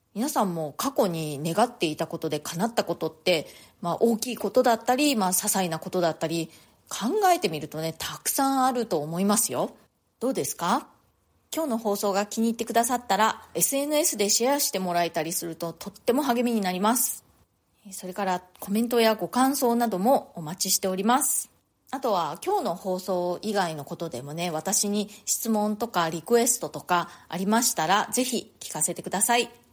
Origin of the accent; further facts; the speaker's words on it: Japan; moved away as an adult; now in New York, United States; 日本で生まれ育った私としては